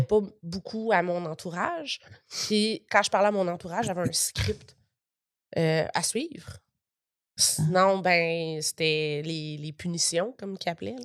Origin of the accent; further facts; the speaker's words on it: Gatineau, Quebec, Canada; pendant qu'on était à Gatineau, dans ma ville natale